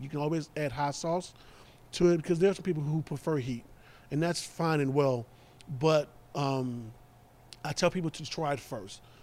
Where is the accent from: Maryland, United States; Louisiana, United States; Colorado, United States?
Louisiana, United States; New Orleans; moved away; I'm from New Orleans